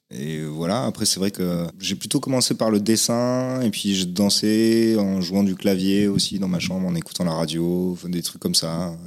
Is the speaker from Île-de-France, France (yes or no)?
no; Toulouse, Occitania, France; also born or lived in Vincennes / Paris; j'ai vécu mes deux premières années à Paris, et après j'ai grandi à Toulouse